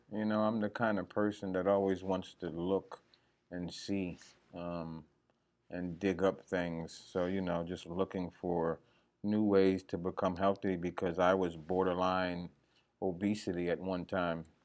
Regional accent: New Jersey, United States; moved away as an adult; now in Georgia, United States; Well, um, I come from New Jersey, but you know I've been in Georgia for about 20 years now.

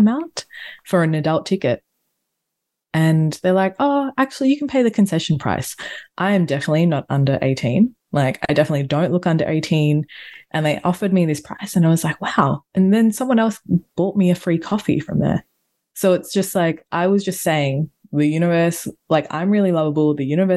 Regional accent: Australia; I'm a tourist from Australia

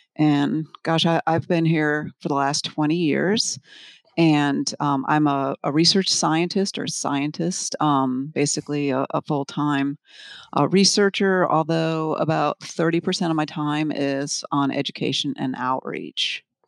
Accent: Milford, Connecticut, United States; moved away; also born or lived in Florida; I grew up in Connecticut, of all places, kind of in the suburbs, um, near Milford

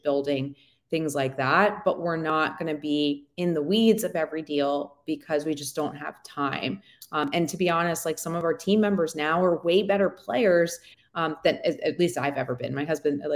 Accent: East Coast, United States; moved away; also born or lived in Colorado; We're originally from the East Coast

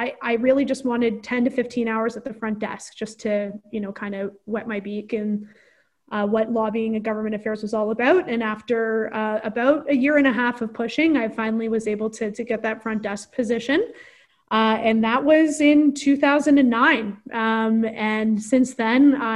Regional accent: Omemee, Ontario, Canada; I'm from Omimi. I'm from the Corth Lakes.

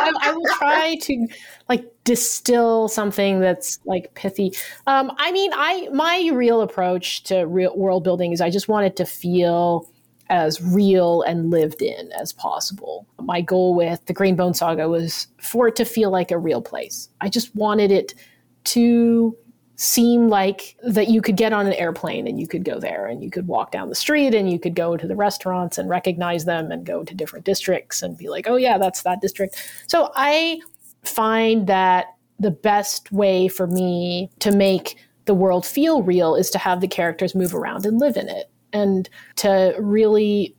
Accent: United States; The only reason for that is obviously because I'm Chinese American, right?

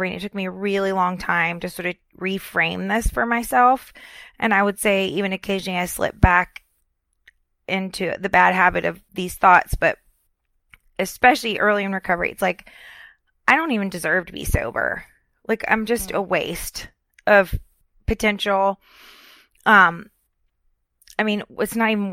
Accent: Florida, United States; moved away as an adult; also born or lived in Richmond, Virginia; I'm from Florida

